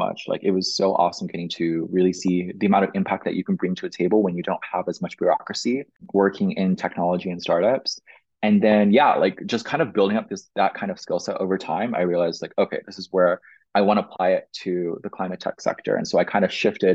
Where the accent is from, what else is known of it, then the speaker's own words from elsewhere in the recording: Flower Mound, Texas, United States; I grew up in Dallas, Texas